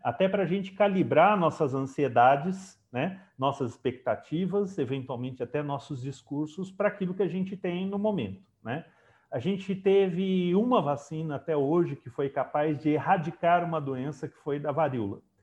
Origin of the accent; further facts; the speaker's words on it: Brazil; enquanto brasileiro, enquanto né, parte aqui do, do Estado de São Paulo